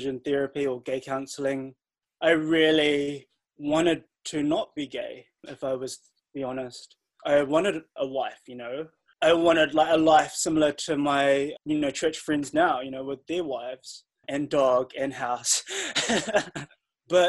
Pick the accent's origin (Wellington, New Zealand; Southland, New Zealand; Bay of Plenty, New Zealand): Wellington, New Zealand; also born or lived in Stokes Valley / Wainuiomata / Mount Victoria; I grew up here in Wellington and originally from Stokes Valley.